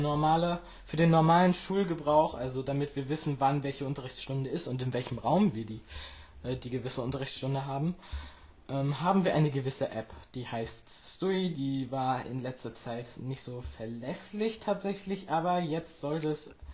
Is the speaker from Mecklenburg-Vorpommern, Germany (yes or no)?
yes; Friedland, Mecklenburg-Vorpommern, Germany; ich komme aus Friedland, das liegt in Mecklenburg-Vorpommern, und zwar in der Mecklenburgischen Seenplatte